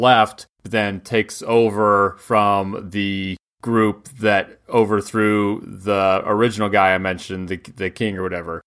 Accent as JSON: {"language": "English", "country": "United States", "said": "as American mutts"}